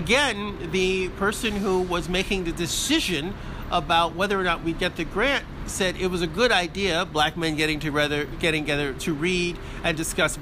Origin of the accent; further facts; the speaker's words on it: Connecticut, United States; moved away as an adult; now in Philadelphia, United States; I am not from the city of Philadelphia, but I'm from Connecticut, where I grew up and went on to college and university.